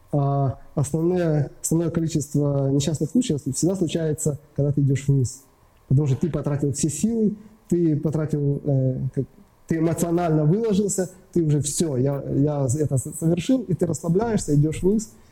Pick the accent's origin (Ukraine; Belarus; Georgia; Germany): Ukraine